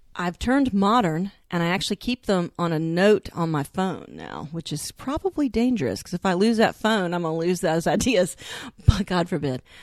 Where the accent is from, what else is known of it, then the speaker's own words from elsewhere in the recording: the South, United States; I was born and raised in the South